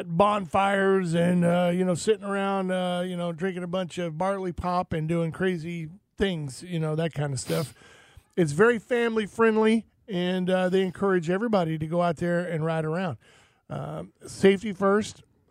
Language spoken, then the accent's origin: English; Florida, United States; Growing up in Florida, you know, as soon as you hear boom off in the distance, it's raining